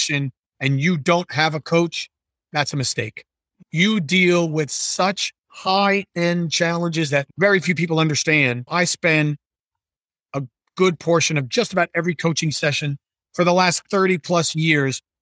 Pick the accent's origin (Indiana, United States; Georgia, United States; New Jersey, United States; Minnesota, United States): New Jersey, United States; I'm from New Jersey